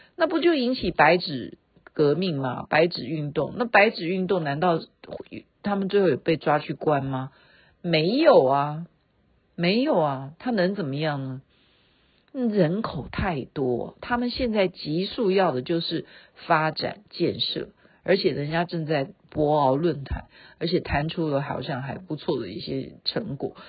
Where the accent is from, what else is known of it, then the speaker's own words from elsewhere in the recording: Taiwan; accent: Taiwanese Mandarin; 这样就很表明我是台湾人呐